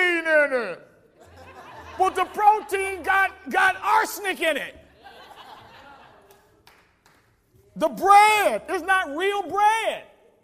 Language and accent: English; the South, United States; I come from South where you'd be surprised.